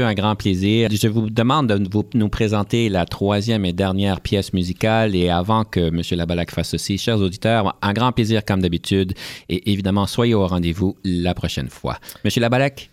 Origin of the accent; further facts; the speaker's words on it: Canada; en tant que Canadien